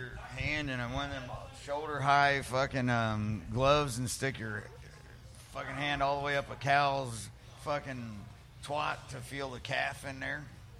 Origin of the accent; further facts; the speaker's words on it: West Virginia, United States; I'm from fucking West Virginia, man.